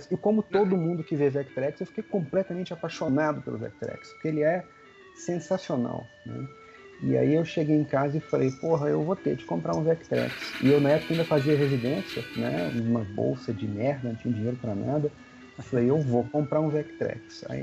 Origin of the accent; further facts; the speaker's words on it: Belo Horizonte, Minas Gerais, Brazil; Eu sou de Belo Horizonte, né? Os encontros são em São Paulo.